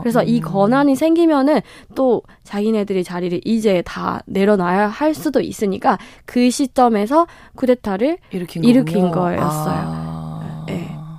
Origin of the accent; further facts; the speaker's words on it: Myanmar; Korean is a second language; moved away as an adult; now in South Korea; 한국에 지낸 지는 한 10년 정도 됐습니다.